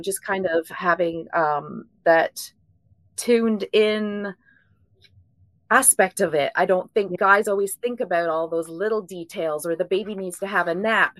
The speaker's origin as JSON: {"language": "English", "region": "Ontario", "country": "Canada", "moved": "as an adult", "lives_now": "Bowling Green, United States", "said": "I'm actually originally from Ontario, Canada, but uh, we moved down to Kentucky about 15 years ago"}